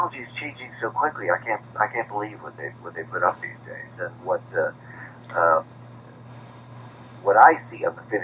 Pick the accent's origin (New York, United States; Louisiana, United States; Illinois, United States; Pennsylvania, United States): Illinois, United States; Chicago; if I'd grown up on the seacoast instead of Chicago